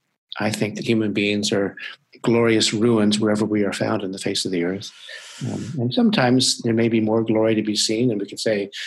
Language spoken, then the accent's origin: English; United States; now in Vancouver, Canada; even though I live in Vancouver, British Columbia now, but they know that I'm principally an American